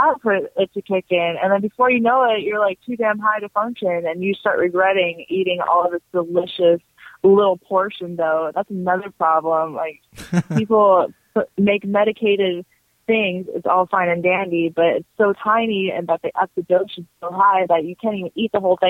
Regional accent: Arizona, United States; I'm from Arizona

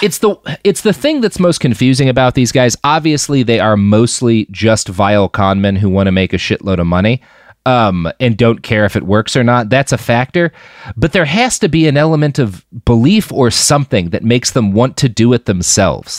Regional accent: the South, United States; being a Southerner

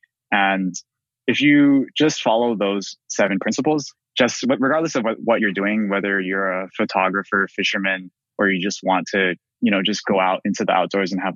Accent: Hawaii, United States; we're both from Hawaii

